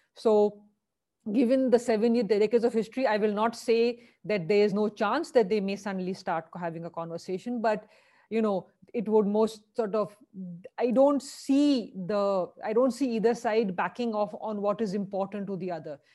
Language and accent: English; Lucknow, Uttar Pradesh, India; also born or lived in Delhi; I was born in Delhi. I grew up in Lucknow.